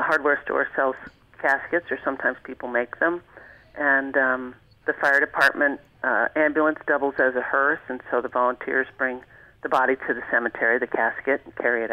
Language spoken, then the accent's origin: English; Long Island, New York, United States; moved away as an adult; now in Alaska, United States; that's where I grew up